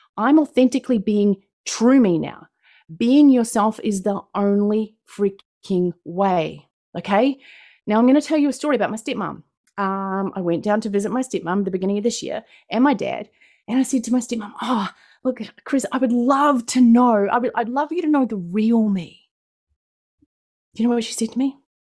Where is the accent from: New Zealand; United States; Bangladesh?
New Zealand; accent: New Zealand; I'm from New Zealand. That's what my accent is. It is not Australian